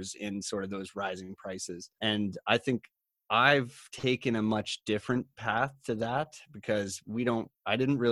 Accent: Collingwood, Ontario, Canada; I come from Collingwood, Ontario, which is kind of a tourism-oriented town where a lot of people from, say, the GTA or Toronto might travel

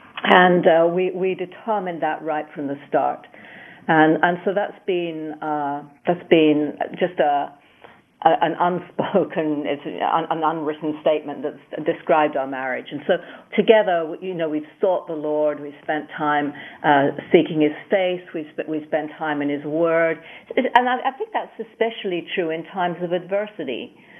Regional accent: United Kingdom; And I grew up in the UK.

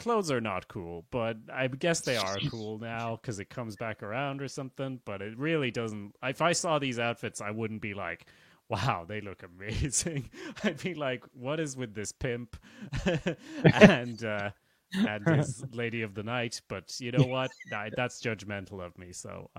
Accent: Sweden; now in Ireland; And I'm from Sweden, but I live in Ireland.

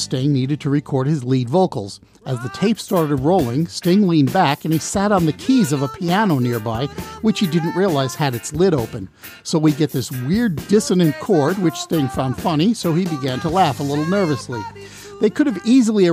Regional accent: Long Island, New York, United States; I grew up on Long Island

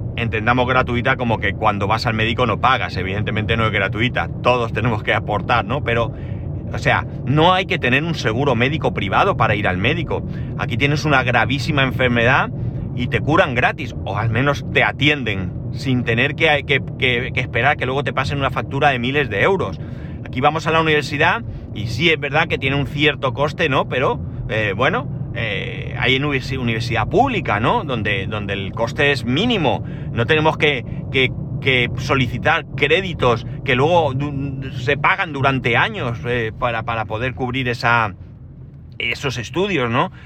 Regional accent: Alicante, Valencian Community, Spain; soy de Alicante, ciudad del arroz.

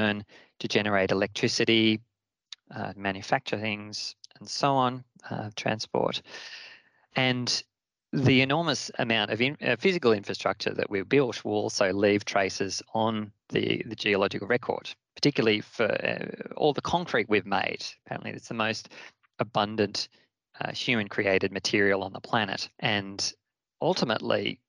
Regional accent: Australia; my home country of Australia

